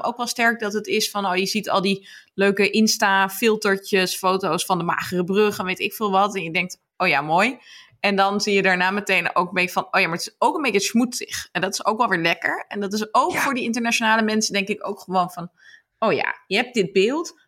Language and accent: Dutch; Amsterdam, North Holland, Netherlands; ben een half Brabander, maar in Amsterdam geboren